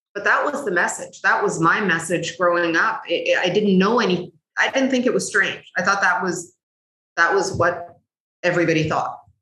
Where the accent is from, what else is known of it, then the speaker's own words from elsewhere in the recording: Canada; also born or lived in Cairo, Egypt; came to Canada with my family, and we settled here by the time I was about four.